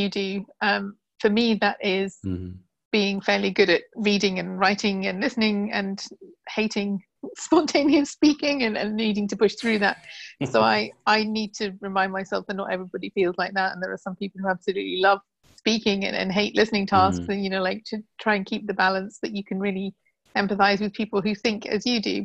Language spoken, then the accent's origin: English; England, United Kingdom